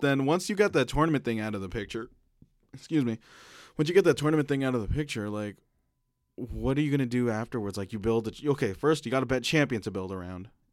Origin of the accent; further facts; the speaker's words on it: Philippines; as a Filipino male